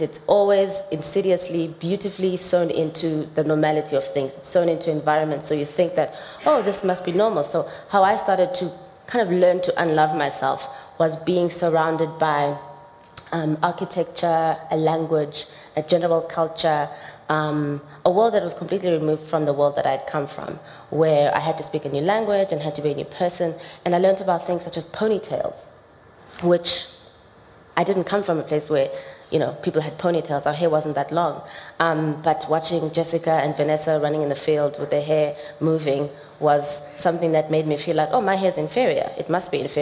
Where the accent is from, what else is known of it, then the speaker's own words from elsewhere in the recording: South Africa; growing up in South Africa